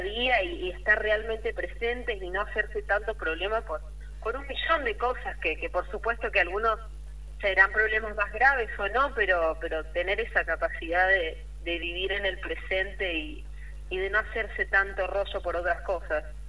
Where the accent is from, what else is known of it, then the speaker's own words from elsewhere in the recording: Rosario, Santa Fe, Argentina; yo soy de Rosario